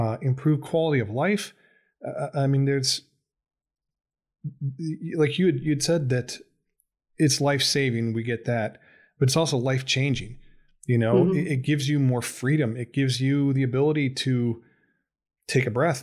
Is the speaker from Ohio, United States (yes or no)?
yes; Ohio, United States; I'm from Ohio